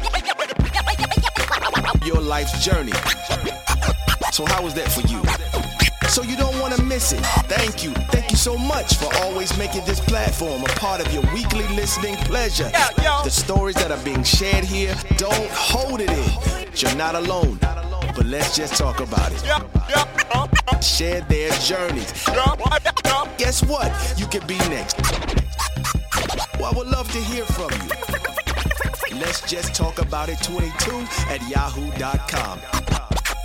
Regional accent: Portsmouth, Virginia, United States; I'm from Portsmouth, too

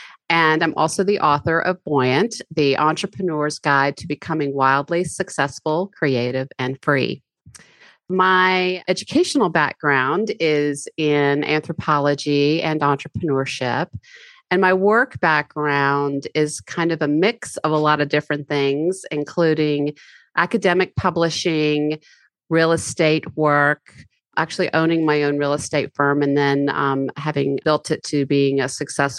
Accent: Highlands, North Carolina, United States; my hometown community of Highlands, which is a mountain resort community. Absolutely beautiful. We are 4,118 feet up, and we're situated on a plateau in the beautiful Blue Ridge Mountains.

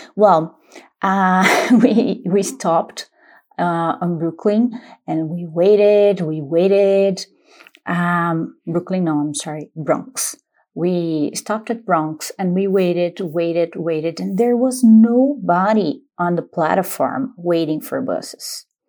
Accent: Paulínia, São Paulo, Brazil; English is a second language; I am from Paulínia

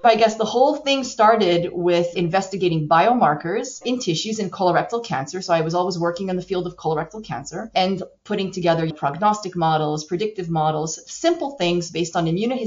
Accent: Montreal, Quebec, Canada; moved away; I'm actually from Montreal, Canada. So I'm a Canadian. I was educated at McGill

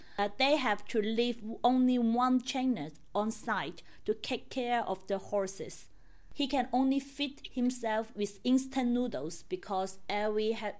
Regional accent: southern China, China; moved away as an adult; now in Shanghai, China; I'm hosting this episode in my hometown in the south of China

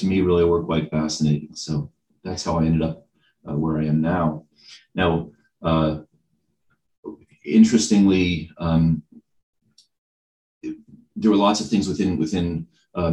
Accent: Lexington, Massachusetts, United States; moved away as an adult; now in Bennington, United States; I grew up in the Boston suburbs. Actually grew up in Lexington, Massachusetts, birthplace of America's freedom

